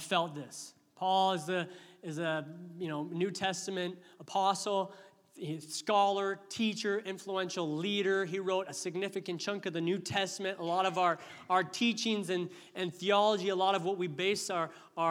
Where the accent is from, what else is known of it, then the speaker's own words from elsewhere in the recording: Canada; we're Canadian